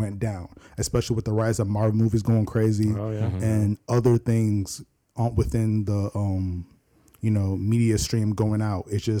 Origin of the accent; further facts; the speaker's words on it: Nigeria; You know, I work with my buddy Andrew here, and of course, I'm Nigerian.